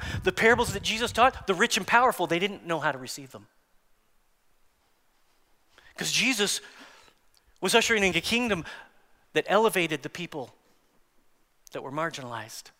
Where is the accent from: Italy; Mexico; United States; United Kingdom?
United States; As American Christians